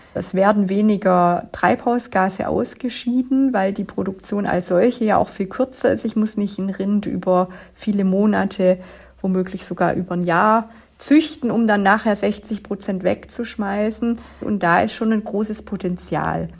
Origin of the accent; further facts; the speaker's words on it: Swabia, Germany; Ich komme ja aus dem Schwabenland